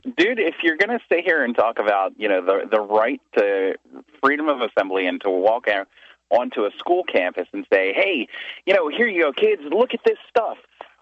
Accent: Philadelphia, Pennsylvania, United States; also born or lived in California; I'm from Philadelphia.

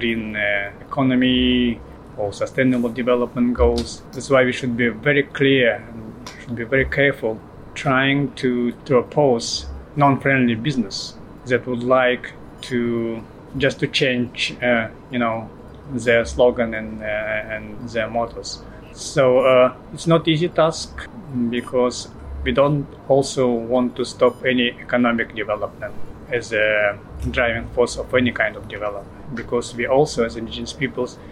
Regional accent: Russian Eastern Siberia, Russia; I came from Russian Eastern Siberia. My people community is Udege

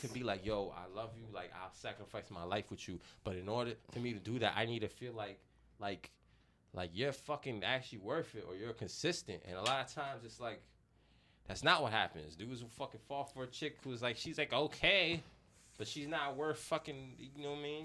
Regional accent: New York City, New York, United States; I'm half Chinese, but I grew up in the Bronx

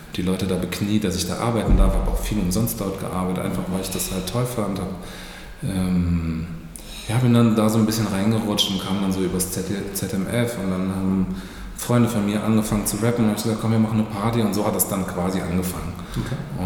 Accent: Freiburg, Baden-Württemberg, Germany; moved away as an adult; ich bin ja aufgewachsen in Freiburg

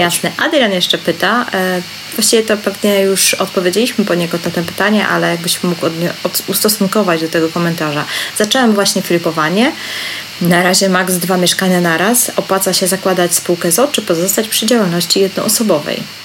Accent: Tricity, Pomeranian Voivodeship, Poland; jestem z Trójmiasta

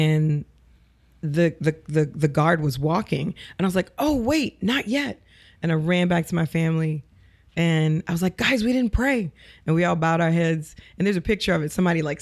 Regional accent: New Orleans, Louisiana, United States; moved away as an adult; now in Los Angeles, United States; I grew up in the East. I went to Resurrection of Our Lord Elementary School

